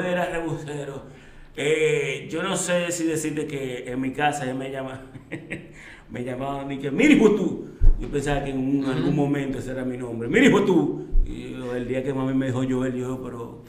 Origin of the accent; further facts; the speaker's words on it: Santo Domingo, Distrito Nacional, Dominican Republic; also born or lived in Orlando / Switzerland; Yo nací en Santo Domingo el 18-8 de 1983